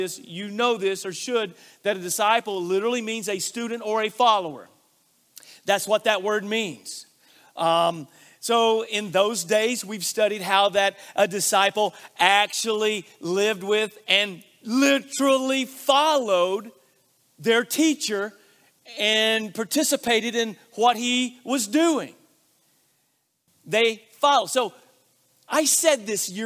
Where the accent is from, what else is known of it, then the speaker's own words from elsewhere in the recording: Arkansas, United States; I grew up in Arkansas where we take multiple syllables and we shorten them into one syllable